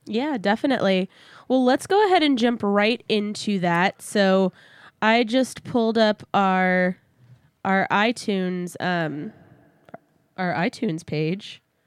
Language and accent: English; San Antonio, Texas, United States; moved away; my hometown zoo